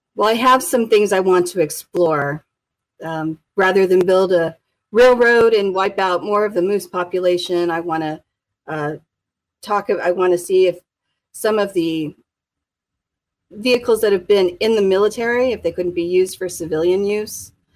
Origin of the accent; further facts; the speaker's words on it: Anchorage, Alaska, United States; I'm fourth generation Alaskan. And we've been in Anchorage for fifty years in the same house